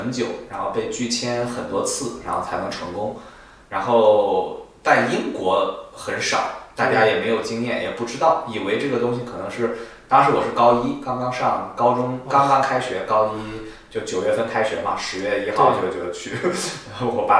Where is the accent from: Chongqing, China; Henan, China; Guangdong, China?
Henan, China; Zhengzhou; moved away as an adult; also born or lived in Manchester, United Kingdom; now in London, United Kingdom; 在郑州，我家乡